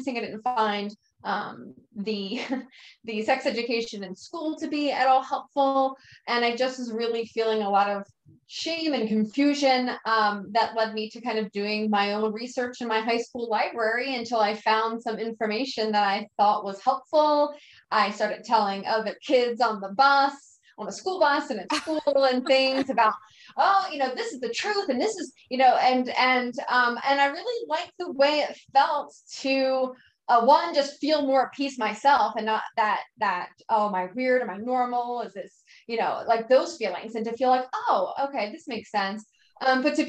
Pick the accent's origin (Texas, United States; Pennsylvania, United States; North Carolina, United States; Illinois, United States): Pennsylvania, United States; Philadelphia; now in San Diego, United States; I live in San Diego right now. I grew up in Philadelphia